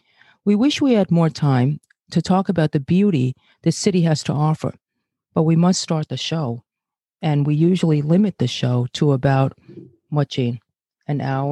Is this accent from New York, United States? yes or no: yes; New York City, New York, United States; also born or lived in Brazil; I'm Asian, born in Brazil, and grew up in Flatbush, Brooklyn.